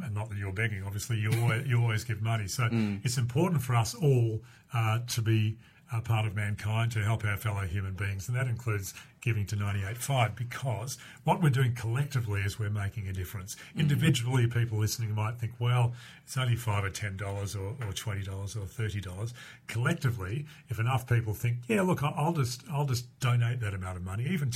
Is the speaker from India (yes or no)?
no; Perth, Western Australia, Australia; I grew up in Mount Lawley and then went to CBC Highgate